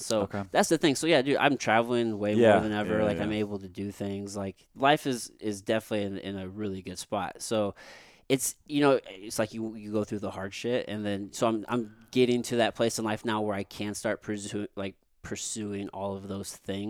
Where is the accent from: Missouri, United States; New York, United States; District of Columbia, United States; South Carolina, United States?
Missouri, United States; Jefferson City; also born or lived in San Antonio; I'm from Jeff City.